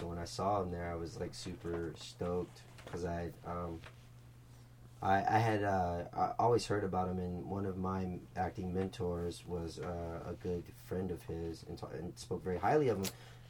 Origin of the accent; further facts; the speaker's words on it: Philadelphia, Pennsylvania, United States; I'm from Philly.